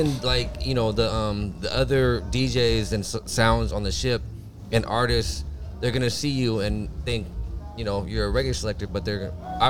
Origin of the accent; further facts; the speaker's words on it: Southern California, United States; growing up in Southern California